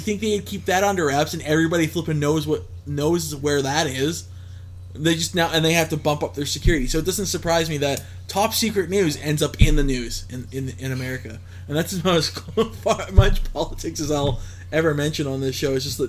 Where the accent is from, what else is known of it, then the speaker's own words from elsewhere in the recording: Canada; we're Canadian